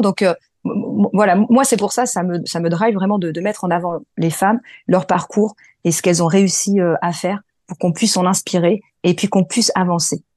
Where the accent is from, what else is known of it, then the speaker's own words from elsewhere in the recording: France; also born or lived in Morocco; je suis franco-marocaine, mais je suis née en France et mes parents sont marocains